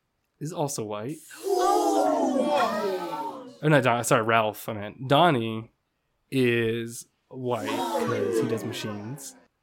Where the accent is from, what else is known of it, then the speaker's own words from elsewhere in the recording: Uzbekistan; Mine? I'm actually from Uzbekistan.